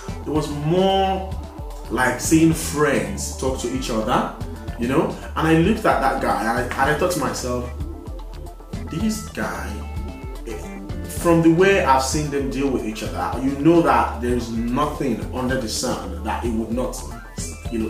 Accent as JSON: {"language": "English", "country": "Nigeria", "tie": "born or raised there", "moved": "yes", "lives_now": "United Kingdom", "said": "I was born in this country, I grew up in Nigeria, and then after a while I relocated back to this country"}